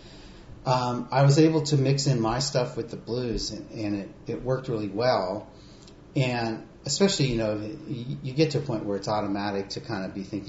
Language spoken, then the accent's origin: English; Monterey, California, United States; also born or lived in San Francisco Bay Area; I grew up in Monterey